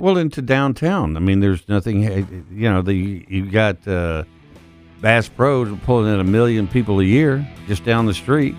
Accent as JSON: {"language": "English", "town": "Odessa", "region": "Texas", "country": "United States", "tie": "born or raised there", "moved": "yes", "lives_now": "Memphis, United States", "said": "I grew up in Odessa where nothing grew."}